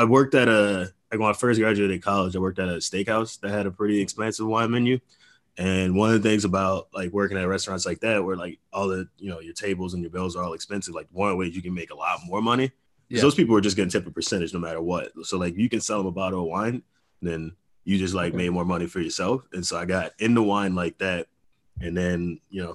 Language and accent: English; New Orleans, Louisiana, United States; I'm from New Orleans. So I was like raised in a drinking culture